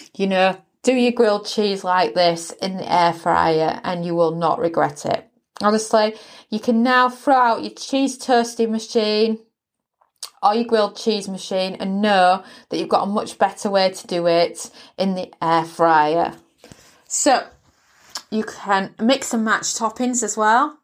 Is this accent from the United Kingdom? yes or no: yes; England, United Kingdom; moved away; where I grew up in England